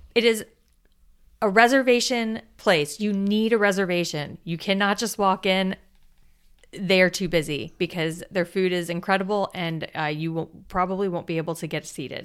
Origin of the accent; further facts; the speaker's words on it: South Florida, United States; I grew up in South Florida